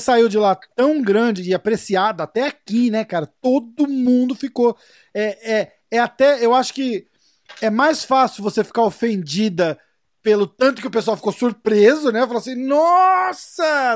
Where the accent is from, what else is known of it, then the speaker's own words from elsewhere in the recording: Brazil; moved away; sendo brasileiro e estando aqui